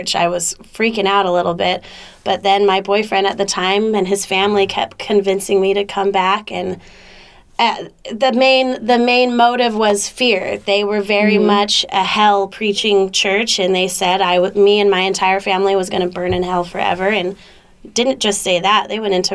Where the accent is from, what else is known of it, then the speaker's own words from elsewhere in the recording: Nipomo, California, United States; now in Orcutt, United States; I am from the humble little central coast of California. Right now, I'm living in Orchid. I grew up in Napomo